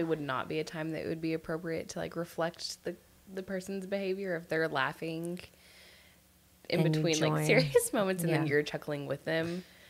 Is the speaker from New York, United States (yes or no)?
no; Oklahoma, United States; accent: thick Oklahoma; My Oklahoma accent came out thick there.